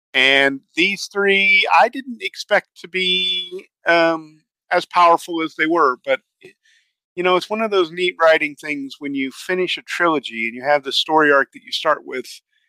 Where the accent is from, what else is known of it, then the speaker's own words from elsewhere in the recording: Canada; At times, as the Canadian, if you go look at the Gray and Simcoe unit history